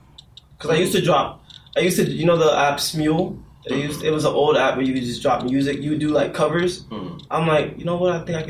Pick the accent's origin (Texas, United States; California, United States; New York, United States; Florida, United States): Florida, United States; also born or lived in Boston, Massachusetts, United States; I was born in Boston, but I came down to Florida when I was 3 because my mom wanted to get away from the cold to the hot